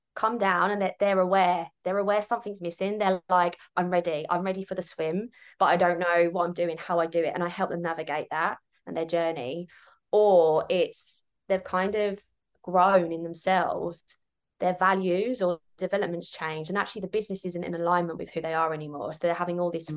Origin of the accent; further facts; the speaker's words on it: Kent, South East England, United Kingdom; moved away as an adult; now in Sydney, Australia; I'm actually originally from Kent in the UK.